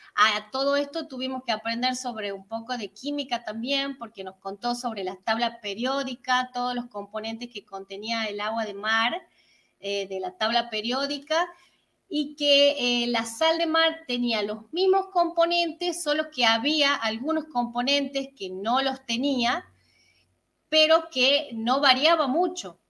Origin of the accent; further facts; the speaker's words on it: San Miguel de Tucumán, Tucumán, Argentina; vivimos al norte, somos de Tucumán, San Miguel de Tucumán.